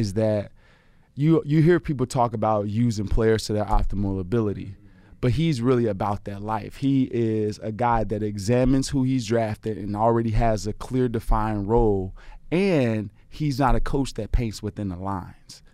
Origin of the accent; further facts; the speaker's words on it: Chicago, Illinois, United States; moved away as an adult; my grandmother had a, you know, house on the south side of Chicago. We grew up in the Art Guild